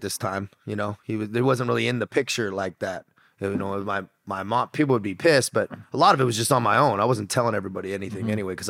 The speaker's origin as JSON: {"language": "English", "town": "San Diego", "region": "California", "country": "United States", "tie": "born or raised there", "said": "Dude, I grew up in San Diego, California. My dad was in the Marines, so I grew up on a Marine base for a little bit. And then we just stayed in California. So I had that SoCal bro lifestyle"}